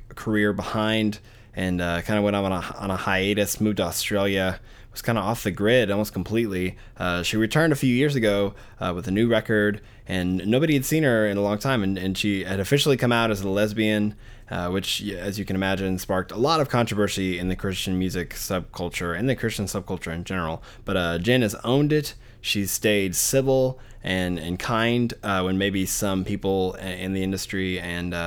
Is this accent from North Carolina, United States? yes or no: no; Arkadelphia, Arkansas, United States; moved away; my hometown of Arkadelphia, Arkansas